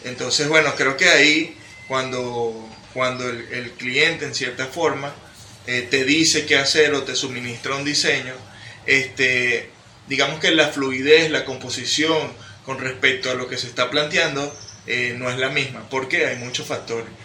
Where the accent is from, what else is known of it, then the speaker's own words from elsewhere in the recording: Venezuela; soy un joven venezolano